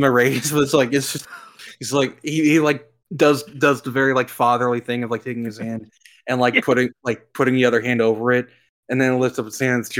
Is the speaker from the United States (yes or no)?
yes; the South, United States; I grew up in the South with hardcore Baptist church area.